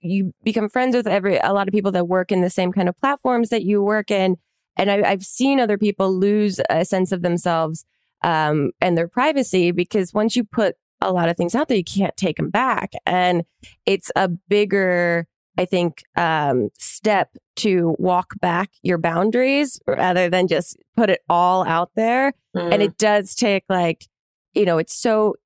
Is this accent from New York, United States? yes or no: no; New Jersey, United States; I'm from New Jersey